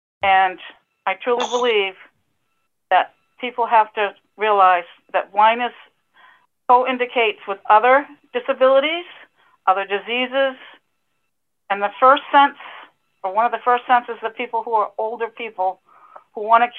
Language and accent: English; Massachusetts, United States; I am from Massachusetts, your Cape Cod connection